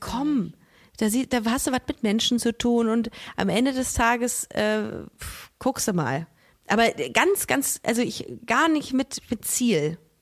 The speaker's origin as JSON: {"language": "German", "town": "Düsseldorf", "region": "North Rhine-Westphalia", "country": "Germany", "said": "Bei uns in Düsseldorf"}